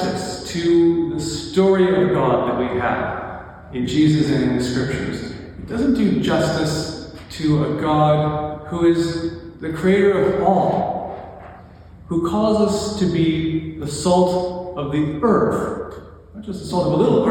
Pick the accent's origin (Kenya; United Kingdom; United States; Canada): Canada; Lacombe, Alberta; I grew up in Lacombe, which is basically the Bible Belt of Alberta